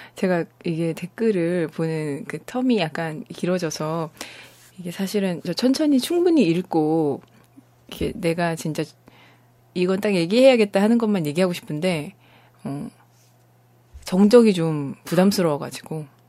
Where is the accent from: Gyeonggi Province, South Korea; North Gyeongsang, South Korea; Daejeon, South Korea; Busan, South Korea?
Busan, South Korea; 네, 저 부산입니다